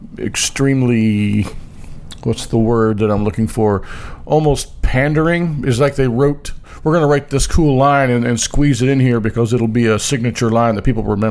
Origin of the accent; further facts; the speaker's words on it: United States; as an American